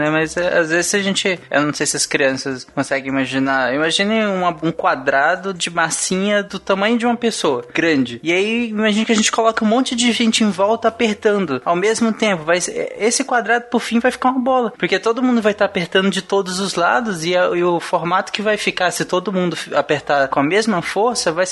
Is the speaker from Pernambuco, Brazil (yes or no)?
yes; Recife, Pernambuco, Brazil; born there; eu nasci em Recife e tenho 9 anos.